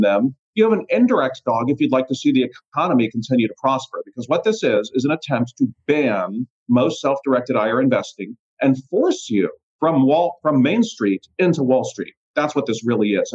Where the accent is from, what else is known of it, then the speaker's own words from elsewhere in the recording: Youngstown, Ohio, United States; moved away as an adult; also born or lived in Columbus, Ohio; now in Puerto Rico; I grew up in Youngstown, moved to Columbus, been down in Puerto Rico for about 3 years now